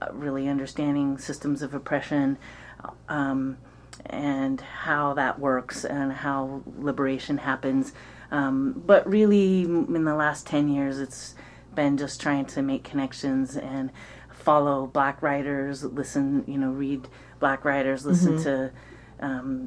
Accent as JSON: {"language": "English", "town": "Eugene", "region": "Oregon", "country": "United States", "tie": "born or raised there", "also_born_or_lived": "Pleasant Hill", "said": "I was growing up in Eugene in the 70s"}